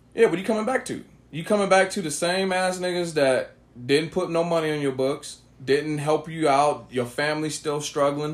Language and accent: English; Oakland, California, United States; growing up in Oakland, California